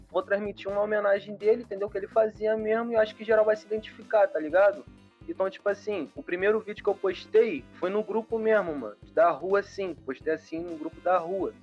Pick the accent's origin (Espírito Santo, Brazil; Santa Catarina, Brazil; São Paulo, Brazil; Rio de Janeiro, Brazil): Rio de Janeiro, Brazil; eu sou da Zona Oeste